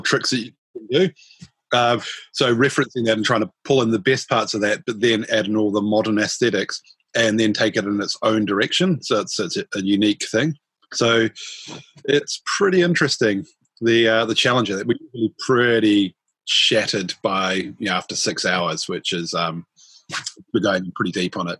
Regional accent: Auckland, New Zealand; I was born and raised in in Howick, um, which is in Auckland

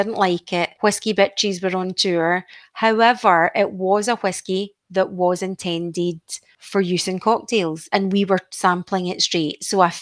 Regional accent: Isle of Mull, Scotland, United Kingdom; I grew up on the Isle of Mull

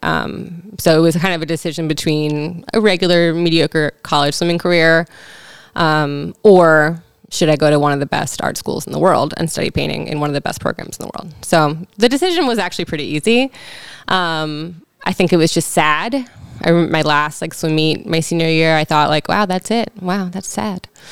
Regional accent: Frederick, Maryland, United States; now in Baltimore, United States; I grew up in Frederick, Maryland. Okay, Frederick County, technically.

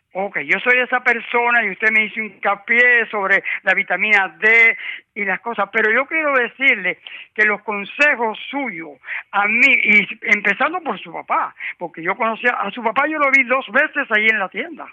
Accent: Cuba; moved away; yo viví en Cuba, yo nací en Cuba.

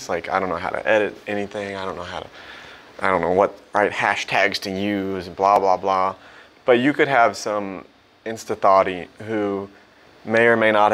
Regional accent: Missouri, United States; also born or lived in Springfield, Missouri / St. Louis, Missouri / Joplin, Missouri; I'm from Missouri. I was born in like Springfield, moved to St. Louis for high school

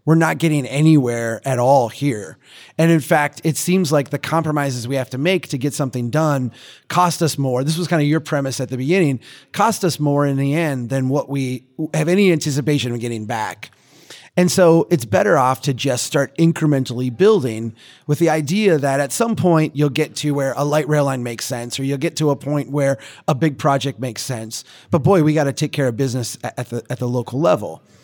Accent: Minnesota, United States; as a Minnesotan

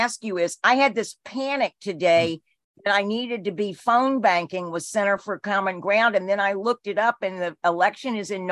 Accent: Alabama, United States; I grew up in Alabama, and Andrea, as racist as that place is

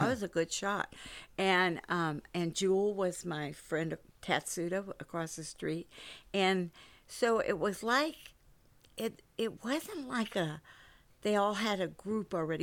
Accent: San Francisco, California, United States; moved away; I grew up in San Francisco

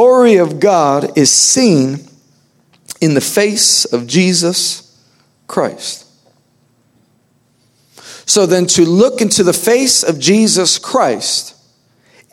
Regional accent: New York, United States; I am from New York

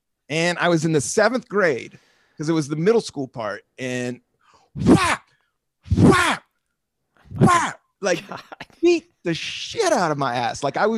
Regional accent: Washington, District of Columbia, United States; also born or lived in Southern United States; I come from Northeast DC in the 70s and then the most hardcore redneck town in the South.

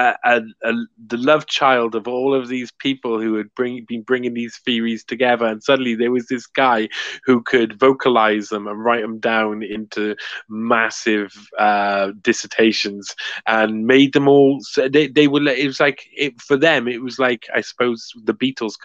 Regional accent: Cardiff, Wales, United Kingdom

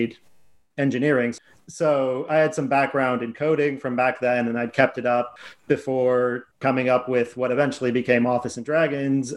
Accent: United States; moved away as an adult; now in London, United Kingdom; if my accent doesn't give it away, I'm from America.

